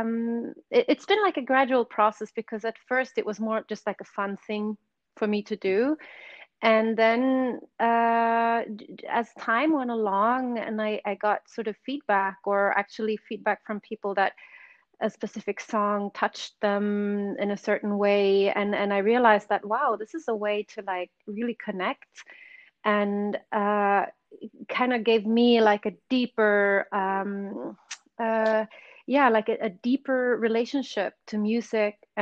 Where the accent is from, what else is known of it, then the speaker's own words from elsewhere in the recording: Sweden; English is a second language; moved away as an adult; also born or lived in London; I grew up in Sweden